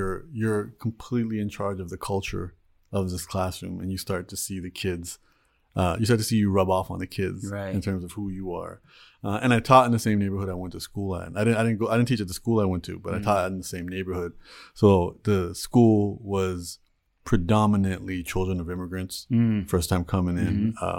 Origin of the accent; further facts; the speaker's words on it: Toronto, Ontario, Canada; I was born and raised in Toronto, Canada.